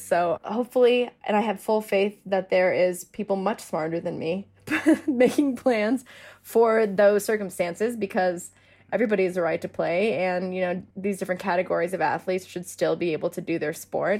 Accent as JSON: {"language": "English", "town": "Denver", "region": "Colorado", "country": "United States", "said": "I'm from Denver"}